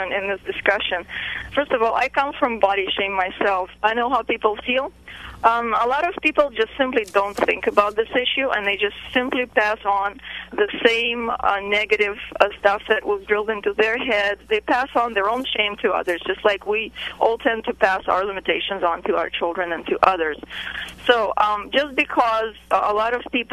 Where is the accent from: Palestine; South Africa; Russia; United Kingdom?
Russia; now in United States; I grew up in Russia